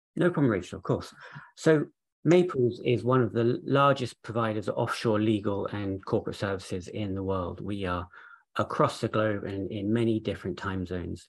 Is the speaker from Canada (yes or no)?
no; Jersey; moved away as an adult; also born or lived in London, United Kingdom; we're both actually from Jersey